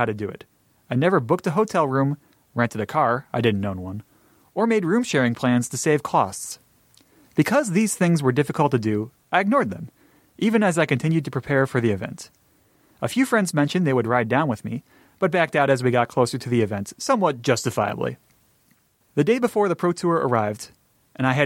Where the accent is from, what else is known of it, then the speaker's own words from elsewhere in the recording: Buffalo, New York, United States; my hometown of Buffalo, New York